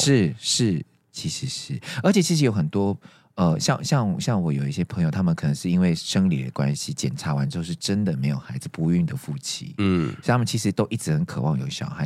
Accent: Taiwan; 我们我们台湾人可能还在原地踏步

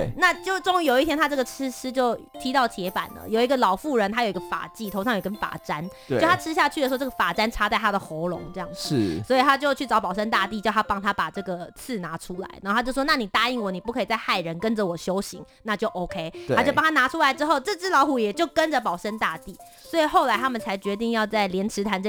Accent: Kaohsiung, Taiwan; Yeah, 对，终于来到我的家乡。

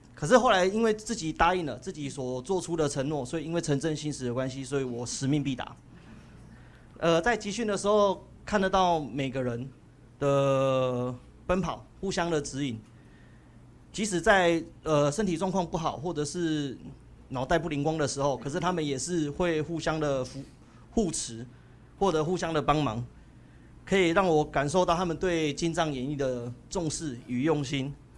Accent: Sanxia, New Taipei, Taiwan; moved away as an adult; now in Kaohsiung, Taiwan; 我是来自三峡的

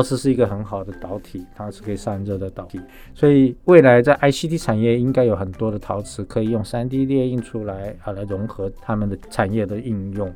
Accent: Taiwan; 但是我们台湾人快乐的时候就挤进那个电缆车

